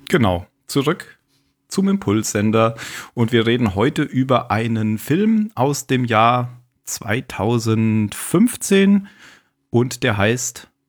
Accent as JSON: {"language": "German", "region": "Baden-Württemberg", "country": "Germany", "also_born_or_lived": "Bavaria", "moved": "yes", "said": "ich bin ja Badener."}